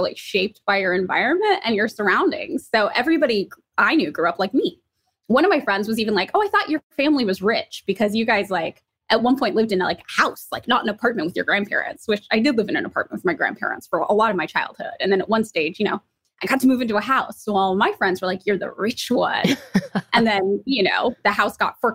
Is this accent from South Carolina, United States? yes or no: no; Fresno, California, United States; I am from Fresno, California